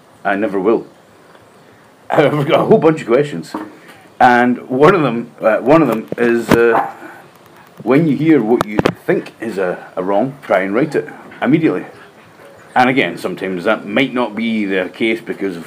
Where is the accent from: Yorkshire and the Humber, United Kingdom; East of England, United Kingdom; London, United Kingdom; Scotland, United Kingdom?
Scotland, United Kingdom